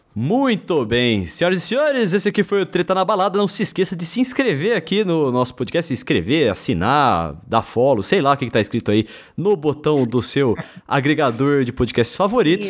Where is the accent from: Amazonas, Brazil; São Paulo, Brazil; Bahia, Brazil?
São Paulo, Brazil; interior of; now in São Paulo, Brazil; eu e o Bruno somos do interior de São Paulo